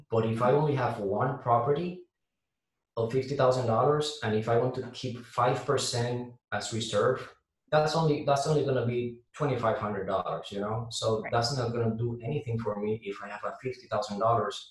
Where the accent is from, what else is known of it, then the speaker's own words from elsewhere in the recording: Puerto Rico; now in Jacksonville, United States; I'm from Puerto so you're gonna, you know, hear um, a little bit of my accent